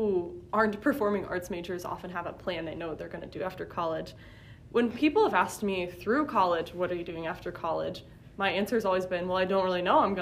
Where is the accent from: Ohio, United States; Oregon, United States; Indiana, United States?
Indiana, United States; Indianapolis; moved away as an adult; now in Kansas City, United States; I'm from Indianapolis. I know I've mentioned my hometown many times